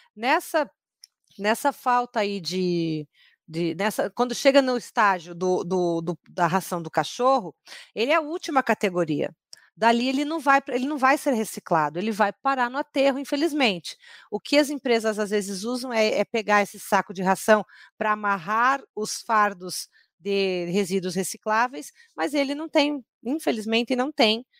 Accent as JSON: {"language": "Portuguese", "town": "Curitiba", "region": "Paraná", "country": "Brazil", "said": "eu sou curitibana"}